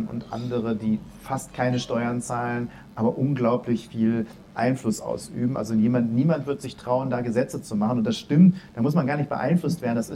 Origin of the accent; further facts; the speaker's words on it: Dortmund, North Rhine-Westphalia, Germany; Ich komme aus Dortmund, wo ähm, es nicht nur alle Leute auf Rosen gebettet sind